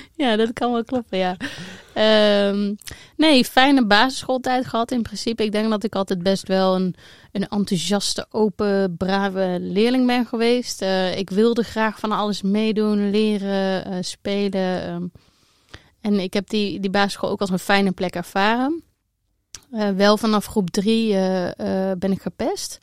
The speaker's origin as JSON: {"language": "Dutch", "town": "Eindhoven", "region": "North Brabant", "country": "Netherlands", "tie": "born or raised there", "accent": "southern", "said": "als je goed luistert kan je horen dat ik uit het zuiden kom. Ik ben uh, Brabantse, ik ben geboren in Eindhoven"}